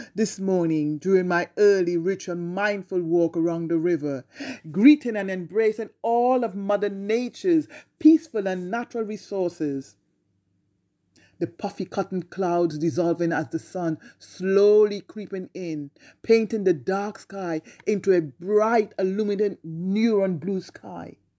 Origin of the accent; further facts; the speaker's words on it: Trinidad & Tobago; growing up in Trinidad